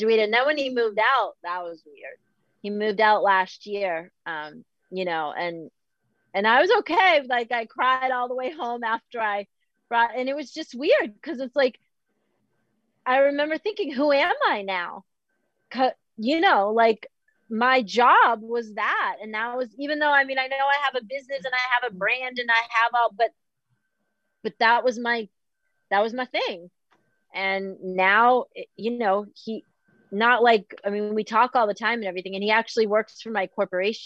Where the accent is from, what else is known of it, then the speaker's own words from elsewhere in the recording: Boston, Massachusetts, United States; I'm from Boston